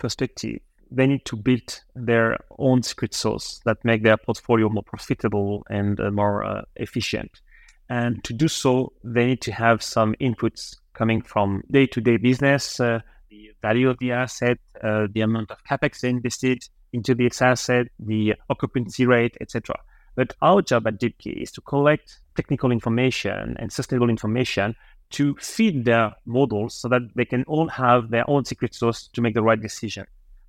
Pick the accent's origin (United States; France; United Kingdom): France; accent: French; English is a second language; my French accent.